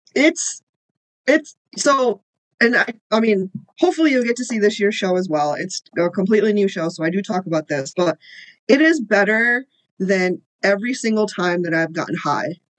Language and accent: English; Illinois, United States; born or raised there; also born or lived in India